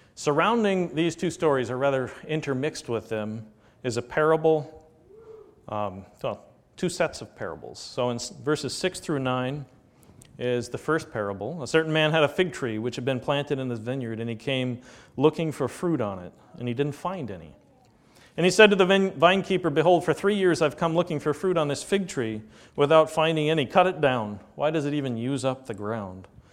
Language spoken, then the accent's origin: English; United States; American Christians